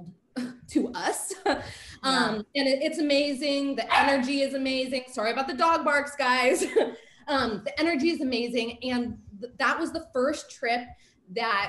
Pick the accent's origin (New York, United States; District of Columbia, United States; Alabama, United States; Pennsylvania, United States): Pennsylvania, United States; Pittsburgh; also born or lived in West Coast; now in Florida, United States; I'm from Pittsburgh, although I've lived on the West Coast for the last like 25 years of my life.